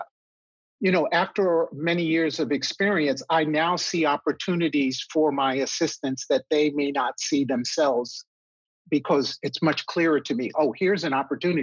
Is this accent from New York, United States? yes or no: yes; New York City, New York, United States; moved away as an adult; also born or lived in San Diego; I grew up in New York City. I have three brothers. My parents raised us up in the Bronx